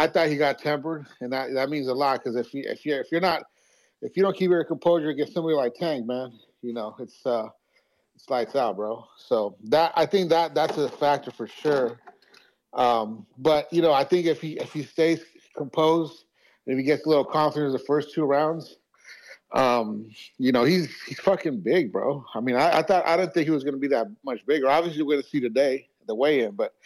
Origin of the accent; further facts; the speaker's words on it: San Jose, California, United States; I'm from San Jose